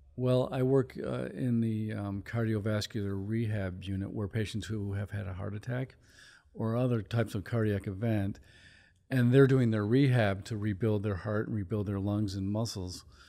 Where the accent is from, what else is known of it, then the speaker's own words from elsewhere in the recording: Chicago, Illinois, United States; moved away; I'm from Chicago